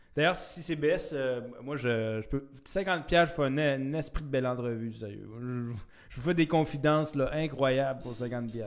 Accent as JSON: {"language": "French", "town": "Chibougamau", "region": "Quebec", "country": "Canada", "said": "je viens de, du, nord du Québec. Je viens d'une petite ville."}